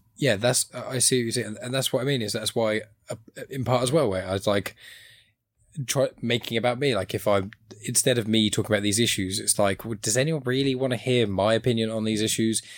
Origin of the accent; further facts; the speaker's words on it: Southampton, South East England, United Kingdom; I'm from Southampton in, in England